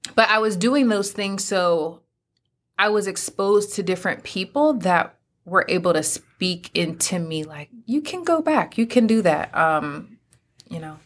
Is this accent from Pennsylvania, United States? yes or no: yes; Pennsylvania, United States; moved away as an adult; now in North Carolina, United States; my home state, Pennsylvania